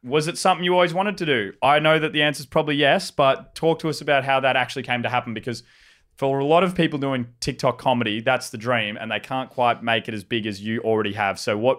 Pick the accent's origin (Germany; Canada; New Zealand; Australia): Australia; Albury, New South Wales; I'm from Albury